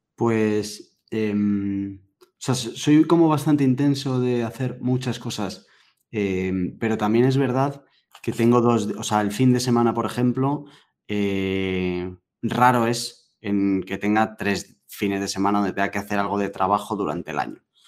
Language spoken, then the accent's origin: Spanish; Madrid, Community of Madrid, Spain; yo soy de, aquí, de Madrid de toda la vida